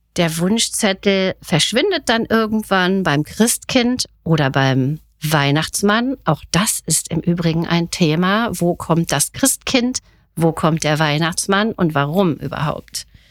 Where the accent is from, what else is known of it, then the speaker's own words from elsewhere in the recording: Germany; Bei uns in Deutschland